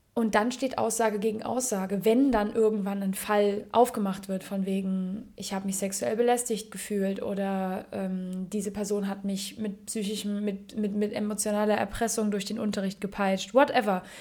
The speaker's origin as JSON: {"language": "German", "country": "Germany", "tie": "born or raised there", "said": "ich bin in Deutschland geboren"}